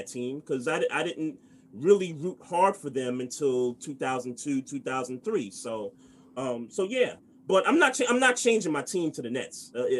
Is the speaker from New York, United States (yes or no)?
yes; New York City, New York, United States; I grew up in Brooklyn.